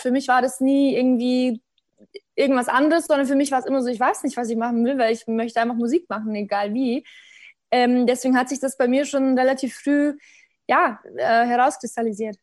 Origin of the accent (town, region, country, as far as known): Bavaria, Germany; born or raised there; moved away